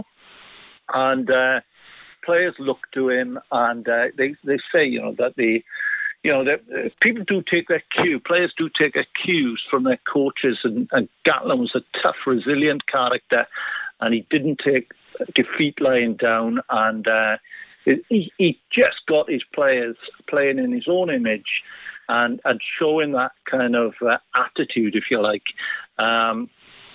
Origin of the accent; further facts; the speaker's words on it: Maesteg, Wales, United Kingdom; I was from Maesteg